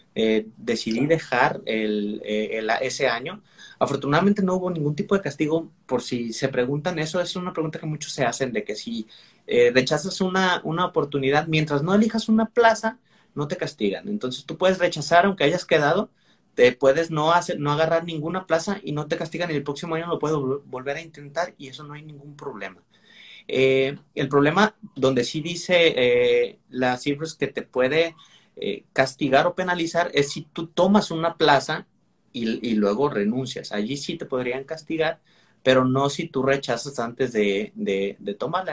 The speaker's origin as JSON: {"language": "Spanish", "town": "Manzanillo", "region": "Colima", "country": "Mexico", "also_born_or_lived": "Villahermosa, Tabasco", "moved": "as an adult", "lives_now": "Monterrey, Mexico", "said": "yo soy de Manzanillo, Colima"}